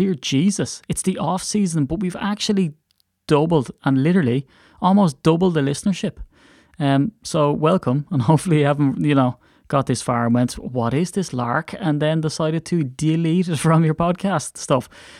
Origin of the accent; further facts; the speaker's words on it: Ireland; And as an Irishman, I have to watch my THs.